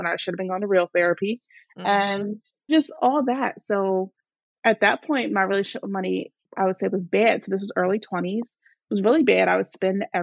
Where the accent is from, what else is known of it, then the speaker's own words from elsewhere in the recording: New Jersey, United States; I am from New Jersey, born and raised here